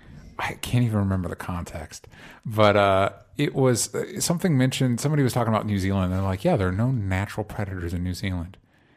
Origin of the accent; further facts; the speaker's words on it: Florida, United States; I grew up in Florida, and I took a road trip out here